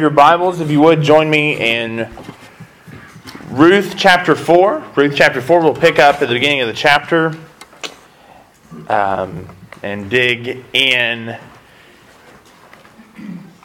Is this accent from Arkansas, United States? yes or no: yes; West Memphis, Arkansas, United States; moved away; I grew up in West Memphis